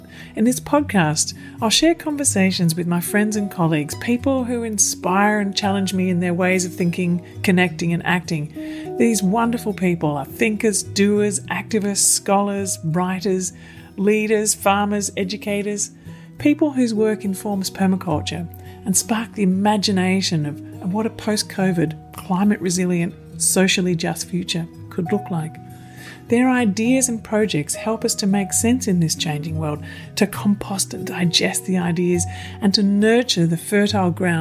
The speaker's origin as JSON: {"language": "English", "area": "land of the Wurundjeri people, the Kulin Nation", "region": "Victoria", "country": "Australia", "moved": "yes", "said": "I'm also originally from the land of the Wurundjeri people, the Kulin Nation"}